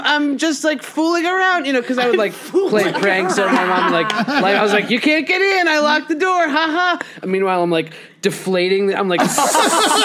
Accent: New York City, New York, United States; I grew up in Manhattan, on the Upper West Side

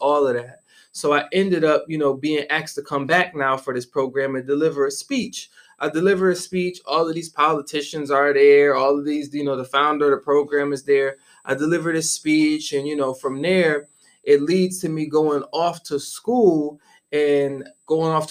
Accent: Syracuse, New York, United States; moved away as an adult; also born or lived in Guangzhou, China; I am from upstate New York, a city called Syracuse, New York. Mm-hmm. Was born and raised on the south side of Syracuse

